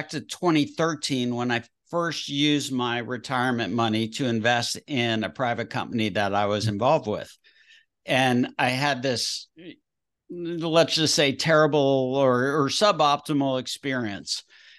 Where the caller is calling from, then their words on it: Nashville, Tennessee, United States; Nashville, Tennessee, also known as Music City and also known as the healthcare capital of the world.